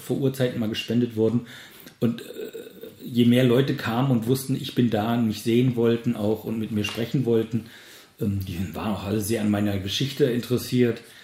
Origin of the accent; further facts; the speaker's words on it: Germany; moved away as an adult; ich bin nun mal in Deutschland geboren und groß geworden